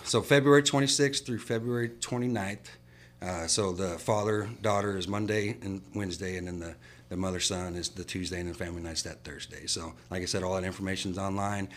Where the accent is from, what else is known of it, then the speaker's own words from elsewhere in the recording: Midwest, United States; moved away as an adult; now in San Angelo, United States; I was from the Midwest